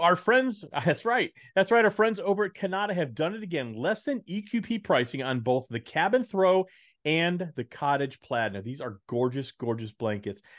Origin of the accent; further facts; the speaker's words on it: Texas, United States; moved away; I am a Texan